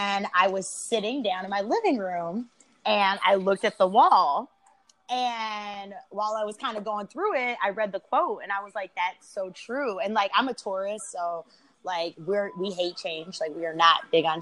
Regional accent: Chicago, Illinois, United States; growing up in Chicago, I was, like, one of two mixed kids in, you know, my junior high

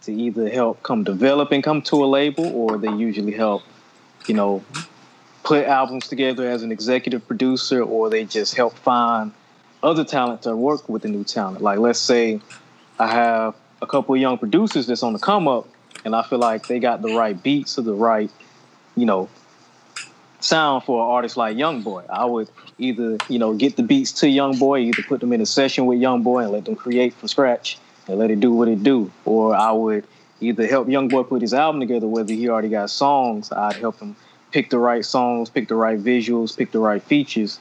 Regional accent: Atlanta, Georgia, United States; also born or lived in Los Angeles; I'm from Atlanta

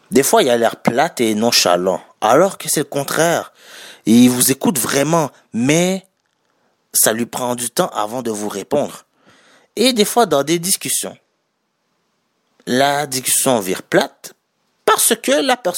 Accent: Haiti; Je suis haïtien. je suis d'origine haïtienne. Nous, les Noirs en général

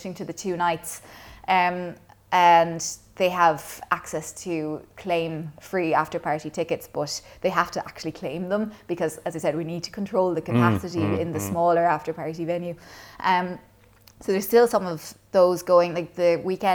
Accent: Kilcash, Munster, Ireland; So I grew up in Clonmel, well, technically Kilcash out in Sleaford

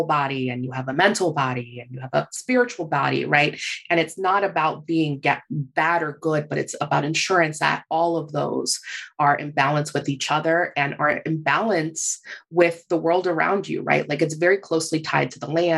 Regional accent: Puerto Rico; I'm from Puerto Rico

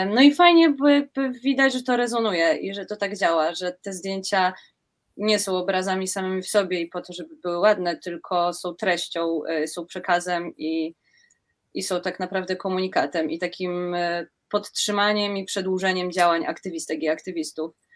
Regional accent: Kraków, Lesser Poland, Poland; ja jestem z Krakowa

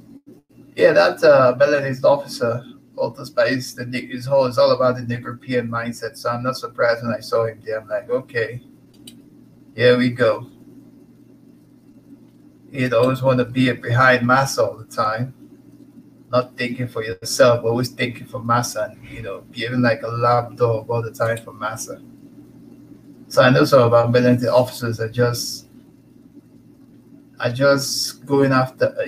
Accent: Nigeria; now in Canada; I'm from the Igbo tribe. I'm Nigerian. Born, bred, raised, everything in the continent.

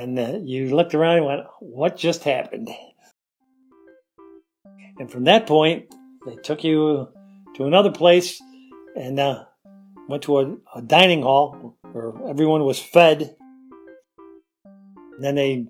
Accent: Rochester, New York, United States; I'm from Rochester, New York.

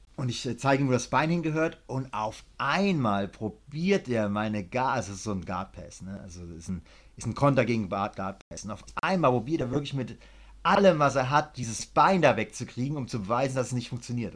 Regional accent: Germany; now in Thailand; Wir Deutsche klingen auch lustig, wenn wir Englisch sprechen

